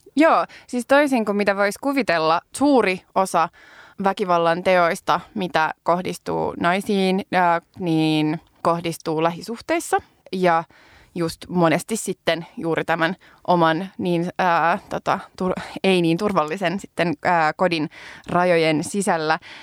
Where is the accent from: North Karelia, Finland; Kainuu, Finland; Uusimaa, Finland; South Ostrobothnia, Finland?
Uusimaa, Finland; Helsinki; mä oon niinku helsinkiläinen tai että mä oon kasvanut Helsingissä